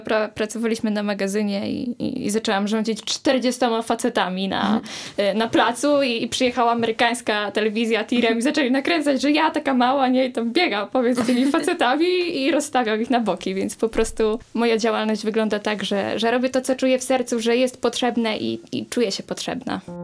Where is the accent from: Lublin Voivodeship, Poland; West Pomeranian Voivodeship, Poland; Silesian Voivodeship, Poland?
West Pomeranian Voivodeship, Poland; Połczyn-Zdrój; jestem też z małego miasta, więc to, co robię, jest odbierane w bardzo różny sposób, ale ale, ale współpracuję jako ja prywatna osoba, ale też jako stowarzyszenie właśnie Niezwykły Połczyn